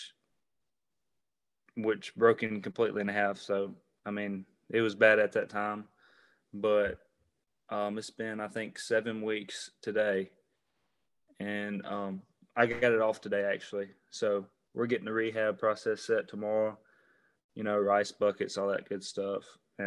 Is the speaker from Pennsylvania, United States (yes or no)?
no; Madison, Mississippi, United States; I'm from Madison, Mississippi, it's down in central Mississippi.